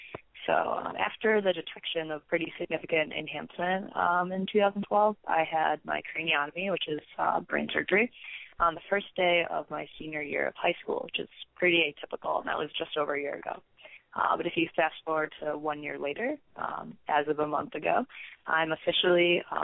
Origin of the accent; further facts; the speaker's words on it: Michigan, United States; So I am from Michigan, but I'm currently a freshman undergrad at Arizona State University in their Honors College.